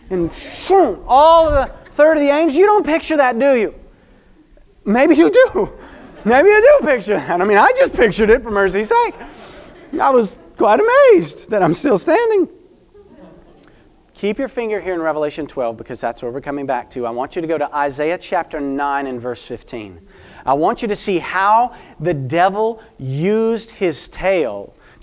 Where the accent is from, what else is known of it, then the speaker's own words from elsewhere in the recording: United States; I am American